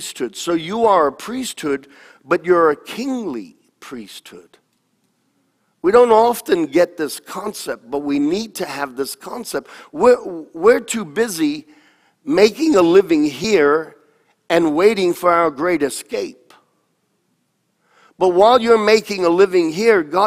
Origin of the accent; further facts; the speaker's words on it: United States; I am an American